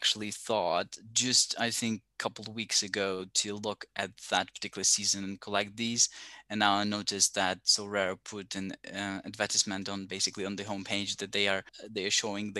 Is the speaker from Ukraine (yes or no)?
yes; Ukraine; I come from Ukraine, so I'm a big Ukrainian fan